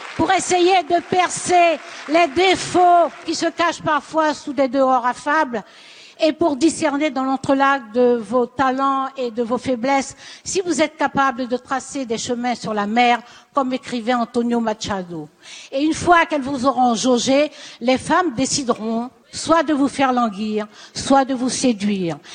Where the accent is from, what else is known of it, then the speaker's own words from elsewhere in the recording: Seine-Saint-Denis, Île-de-France, France; j'ai grandi en Seine-Saint-Denis, le fameux 9-3